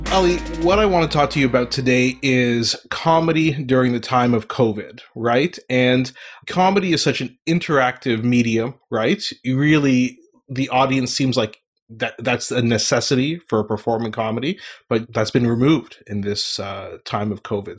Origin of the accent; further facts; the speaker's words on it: Ottawa, Ontario, Canada; moved away; also born or lived in Montreal, Canada; I was born in Montreal and grew up most of my life in Ottawa, Canada, the capital of Canada, and, uh, moved around a bit.